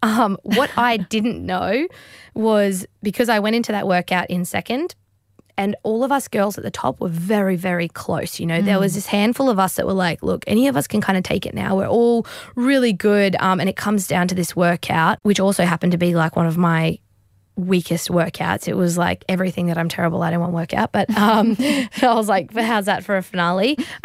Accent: Australia; I'm also stoked as an Australian.

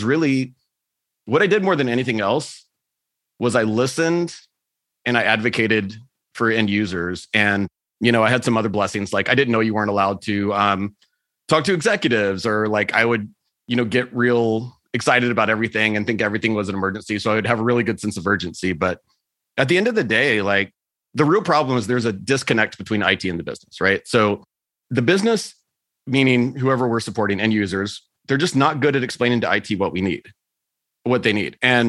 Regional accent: Texas, United States; also born or lived in Germany / South America; And I grew up in Texas, which is a little bit of a conservative place. So I ended up spending a year in Germany working. And then I spent a year in South America

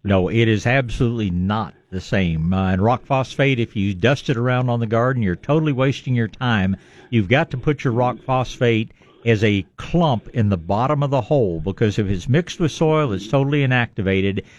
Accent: East Texas, United States; I was born in East Texas

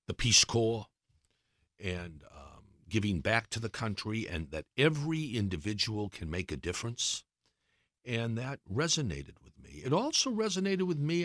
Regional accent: Brockton, Massachusetts, United States; moved away; also born or lived in Washington; I grew up in Brockton

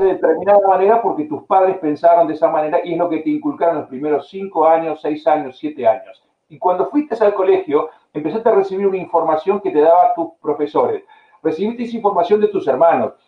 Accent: Argentina; moved away; yo nací en Argentina

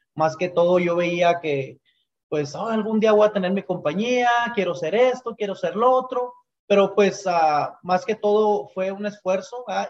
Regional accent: Chihuahua, Mexico; moved away as an adult; now in United States; orgullosamente eh, somos de Chihuahua

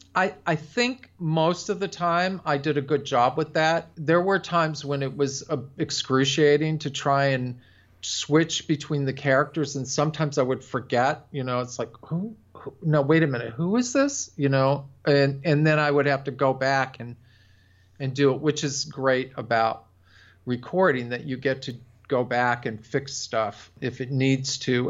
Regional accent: Buffalo, New York, United States; moved away; I'm from Buffalo originally, so we're very nasal there

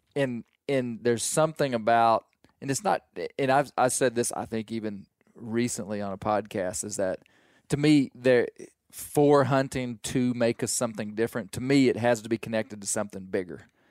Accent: Arkansas, United States; I'm from Arkansas and don't duck hunt. But, I mean, the mountains of Arkansas

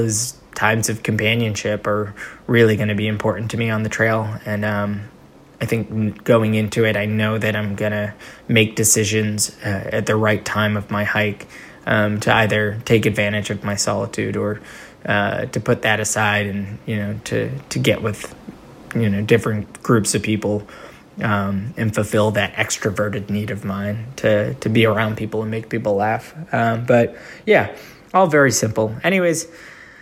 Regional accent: Northeast, United States; I'm from the Northeast

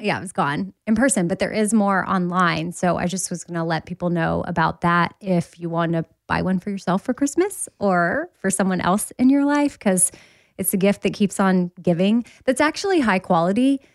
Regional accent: Austin, Texas, United States; now in Nashville, United States; I'm from Austin

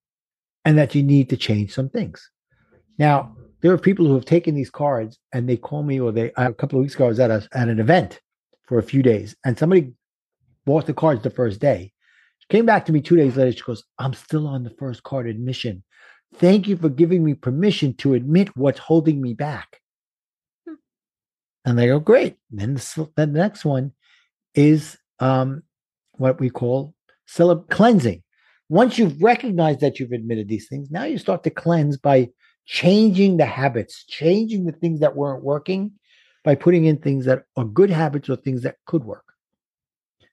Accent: New York City, New York, United States; accent: Brooklyn; my Brooklyn accent

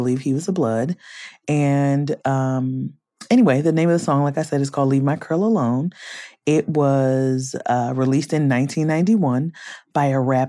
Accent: Compton, California, United States; growing up in Compton in the 90s.

